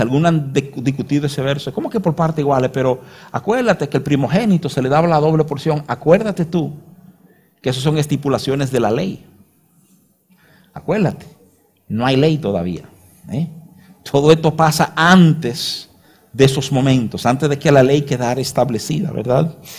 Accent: Dominican Republic; uno lo lee como dominicano

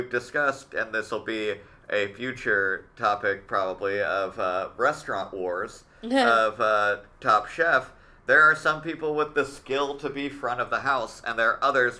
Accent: Oklahoma, United States; moved away; I'm happy that there's cool shit that's popping up in my hometown.

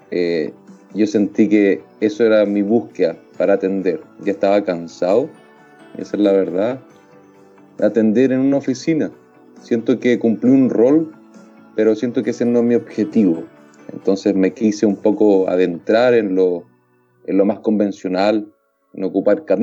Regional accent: Santiago, Santiago Metropolitan Region, Chile; vengo de la ciudad de Santiago, del centro, que es Providencia, pero es el centro igual en algún sentido, y harto autos

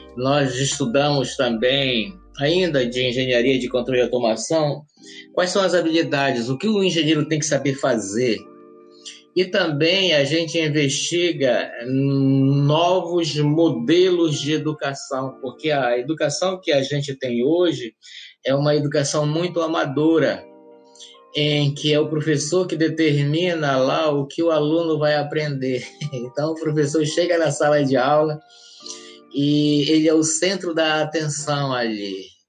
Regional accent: Alenquer, Pará, Brazil; moved away as an adult; now in Florianópolis, Brazil; Eu sou natural da cidade de Alenquer, no estado do Pará

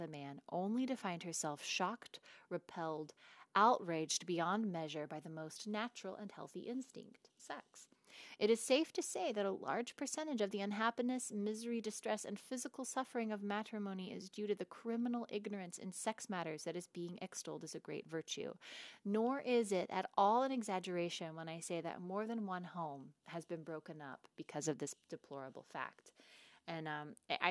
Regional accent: the Bible Belt, United States; my little sister and I talk about growing up in the Bible Belt, where we had no sex ed

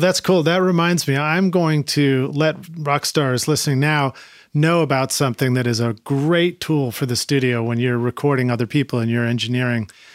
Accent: Boston, Massachusetts, United States; I'm from Boston

